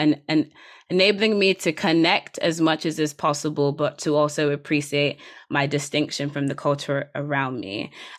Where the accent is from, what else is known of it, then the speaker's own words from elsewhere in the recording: Nigeria; my being Nigerian has always been mediated to me by the surrounding cultural context. And so for me to physically be in Nigeria is in some ways a different form of being Nigerian than the one I grew up in.